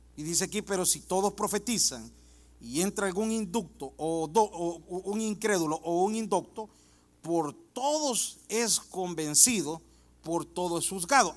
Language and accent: Spanish; El Salvador; now in United States; En mi país, El Salvador